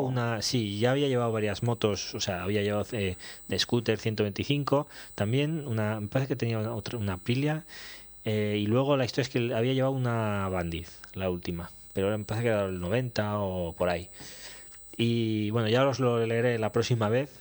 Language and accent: Spanish; Aragon, Spain; moved away; also born or lived in Zaragoza / Teruel; soy sigo siendo aragonés. Bueno, nacido en el carnet pone Zaragoza, ah, aunque pasé mucho tiempo en Teruel, sí, pero también he vivido en Zaragoza pues 12 o 14 años